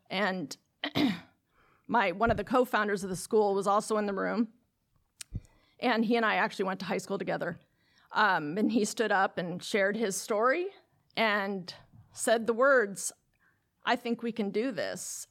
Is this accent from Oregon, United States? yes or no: yes; Lake Oswego, Oregon, United States; it will open in my hometown. And the district that is chartering the school is the district that I graduated from, from high school. And when I graduated from Lake Oswego High School